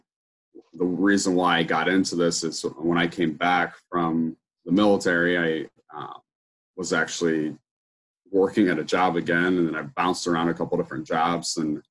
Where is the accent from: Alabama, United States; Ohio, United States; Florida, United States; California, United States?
Ohio, United States; I'm from Ohio in the United States